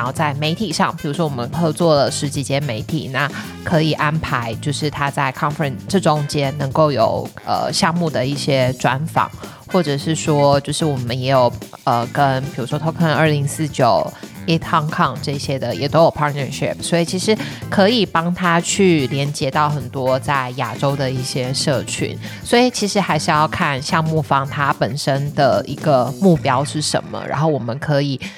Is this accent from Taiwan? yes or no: yes; Taiwan; moved away as an adult; 我跟 … 都是在台湾土生土长，在台湾念书，在台湾工作。当然，我们后来有去国外工作过的经验。